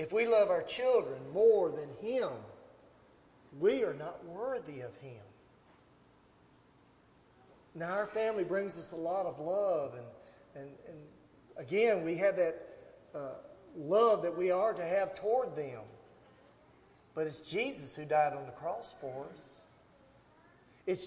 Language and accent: English; Gallatin, Tennessee, United States; now in Portland, United States; I grew up in Gallatin. I live here now in Portland.